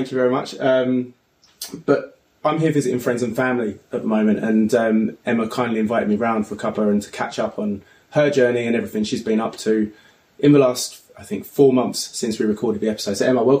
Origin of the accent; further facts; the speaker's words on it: Braintree, East of England, United Kingdom; moved away; my hometown of Braintree, Essex.